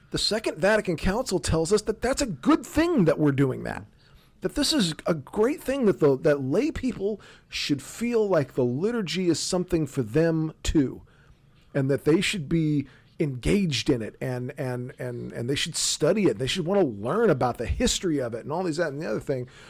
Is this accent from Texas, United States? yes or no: yes; South Texas, United States; I'm from South Texas